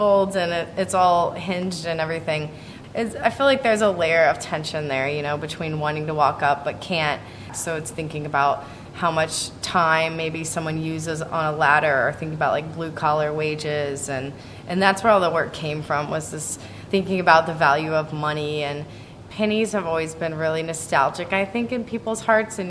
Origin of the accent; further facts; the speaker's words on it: Indianapolis, Indiana, United States; I'm from Indianapolis, Indiana, so suburbs of Indianapolis.